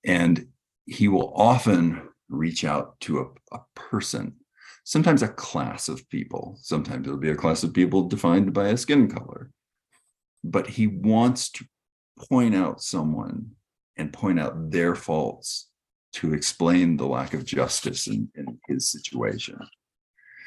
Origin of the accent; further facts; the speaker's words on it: Texas, United States; grew up in Texas